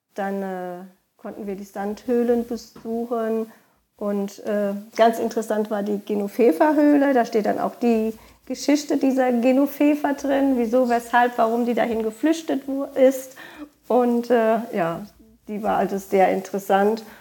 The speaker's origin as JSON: {"language": "German", "area": "Koblenz area", "region": "Rhineland-Palatinate", "country": "Germany", "tie": "born or raised there", "also_born_or_lived": "Lahnstein / Westerwald", "said": "meine Heimatregion, ähm, sind die Ausläufer dann bei Koblenz am deutschen Eck"}